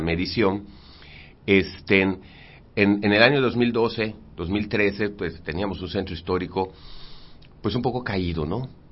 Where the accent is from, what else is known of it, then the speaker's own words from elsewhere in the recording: Mérida, Yucatán, Mexico; yo crecí en Santiago